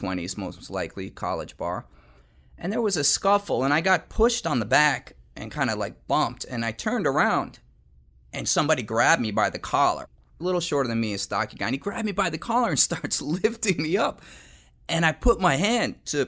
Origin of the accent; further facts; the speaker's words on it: Pleasantville, New York, United States; also born or lived in Yonkers, New York; I was living in Yonkers, New York, although I'm from Pleasantville